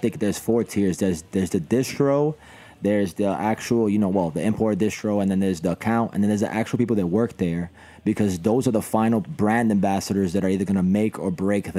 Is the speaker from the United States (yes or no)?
yes; New York City, New York, United States; there's other kids like me who who was passionate growing up in the Bronx